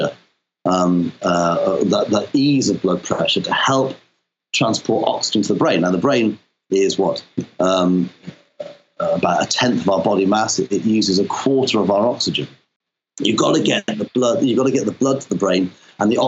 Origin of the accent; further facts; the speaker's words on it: Wales, United Kingdom; moved away; I'm Welsh originally, so my folks were from Pembrokeshire